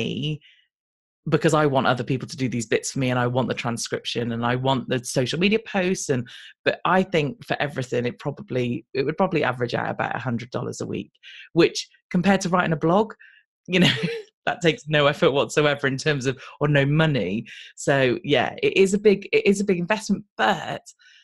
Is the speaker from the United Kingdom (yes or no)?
yes; United Kingdom; I'm British